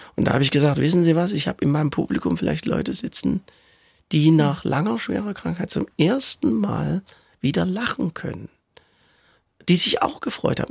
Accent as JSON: {"language": "German", "region": "Saxony", "country": "Germany", "accent": "Saxon", "said": "das Sächsisch, was ich spreche, ist zwar Sächsisch, aber sehr gut verständlich"}